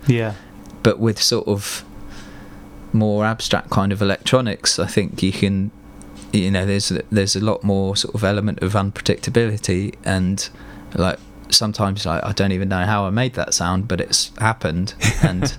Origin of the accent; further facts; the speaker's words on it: Fleet, South East England, United Kingdom; also born or lived in Hartley Wintney / Reading; growing up in Fleet and like Hartley and putting on shows there